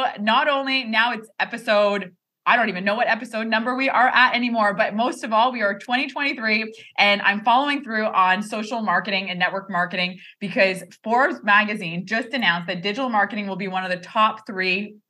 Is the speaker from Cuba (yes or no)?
no; Quebec, Canada; we're both Canadians, we're both from Quebec.